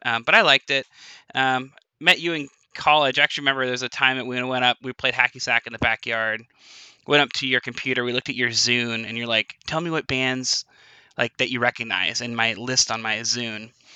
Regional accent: Spokane, Washington, United States; I'm uh, from Spokane, Washington.

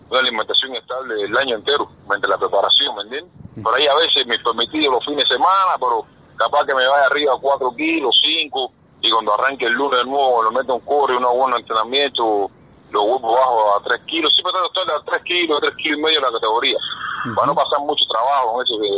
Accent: Matanzas, Cuba; moved away as an adult; now in Argentina; yo y Frankie venimos de niño, somos de Matanza, ¿me entiendes? Somos de Matanza y, desde niño, desde muy chiquitico

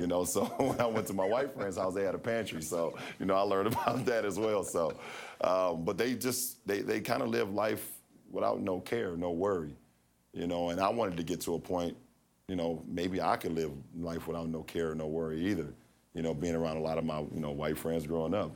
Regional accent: Akron, Ohio, United States; the Akron public school system, my hometown

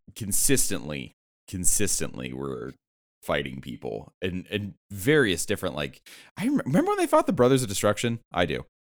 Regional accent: San Diego, California, United States; I'm from San Diego, so like Rey Mysterio hometown hero

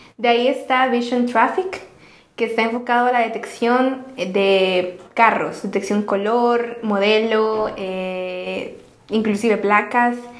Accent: El Salvador; somos salvadoreños

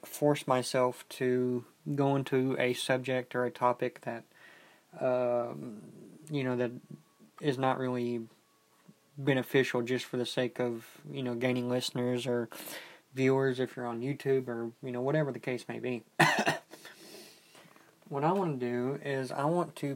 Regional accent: United States; we Americans

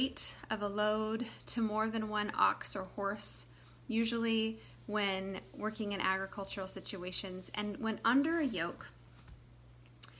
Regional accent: United States; as an American person

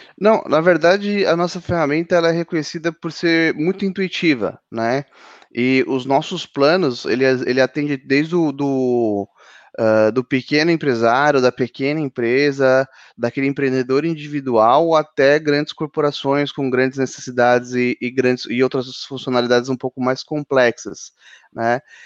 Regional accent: São Paulo, Brazil; eu sou de São Paulo.

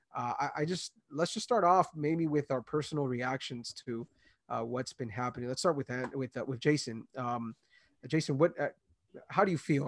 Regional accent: Los Angeles, California, United States; I grew up in L

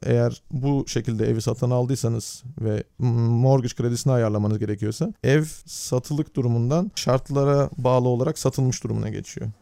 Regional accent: Turkey; now in Netherlands; bir Türk olarak Hollanda'da

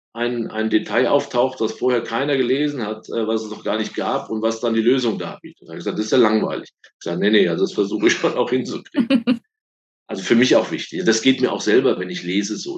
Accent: Oppenheim, Rhineland-Palatinate, Germany; Ich komme aus Oppenheim, aus dem schönen Rheinhessen

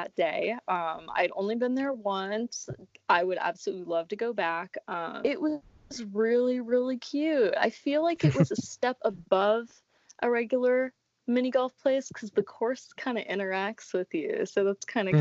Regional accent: Tampa, Florida, United States; I'm from Tampa

